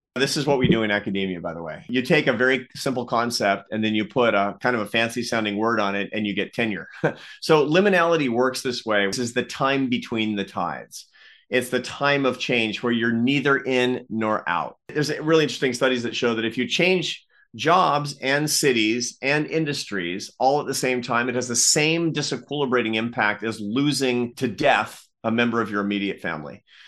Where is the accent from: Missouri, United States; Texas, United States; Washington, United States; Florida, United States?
Washington, United States; Seattle; I grew up in the Pacific Northwest in Seattle